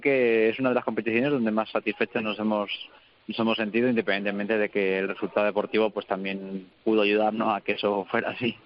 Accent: Petrer, Valencian Community, Spain; lo hice en mi, en mi pueblo, lo hice con mi gente, con mi familia, mi mujer, mis padres

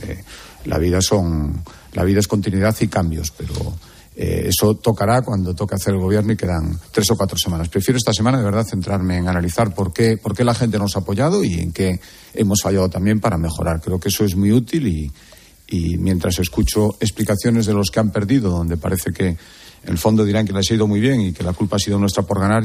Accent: Galicia, Spain; somos todos los gallegos

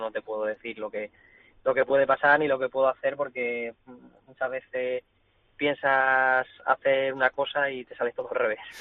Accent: Cáceres, Extremadura, Spain; also born or lived in Sanlúcar; Es mi tierra, es la plaza y la ciudad en la que vivo, en la que vivo. Bueno, estoy en Sanlúcar porque entreno aquí, pero mi, tierra es Cáceres

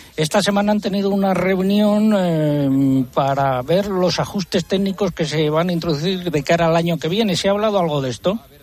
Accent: Adanero, Castile and León, Spain; en mi pueblo en Adanero

